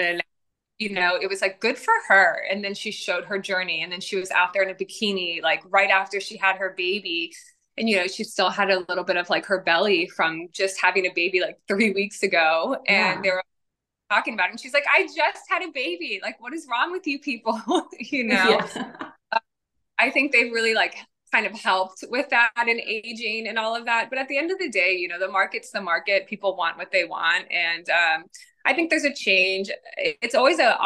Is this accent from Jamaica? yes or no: no; Virginia, United States; moved away as an adult; also born or lived in Los Angeles, California, United States; now in Nashville, United States; I grew up in Virginia